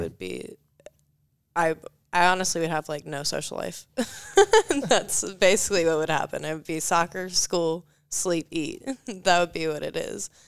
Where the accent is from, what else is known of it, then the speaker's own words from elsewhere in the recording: Marietta, Georgia, United States; I came from Marietta, Georgia. It's northwest of Atlanta